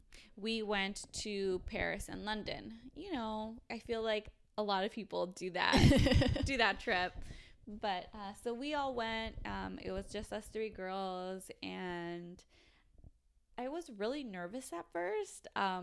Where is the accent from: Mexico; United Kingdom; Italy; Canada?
Mexico; So I spoke Spanish and I was like, I'm from Mexico. Yo soy mexicana.